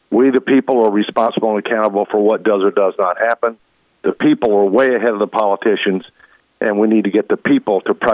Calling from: Alexandria, Virginia, United States; Alexandria, Virginia.

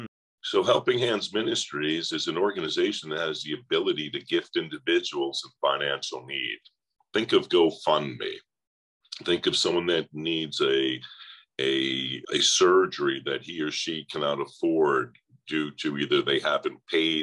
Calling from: Sarasota, Florida, United States; I'm down in Siesta Key, Florida in Sarasota.

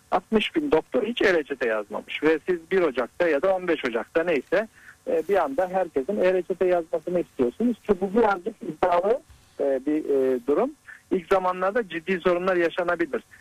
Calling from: İzmir, Turkey

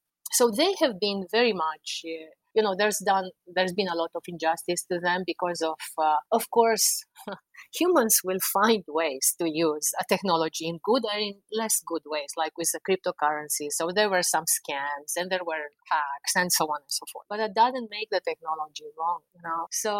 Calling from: Washington, District of Columbia, United States; I'm speaking from Washington, D.C., which I think I didn't cover in my introduction.

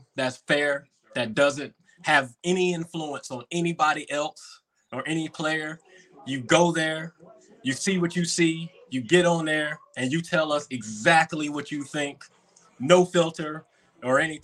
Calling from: Ayden, North Carolina, United States; I'm calling from Aiden, North Carolina

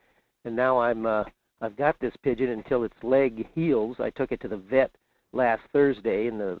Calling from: Fairbanks, Alaska, United States; … in Fairbanks.

